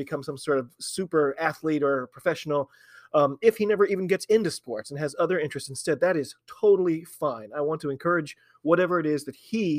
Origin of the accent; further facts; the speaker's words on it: United States; I'm an American rugby fan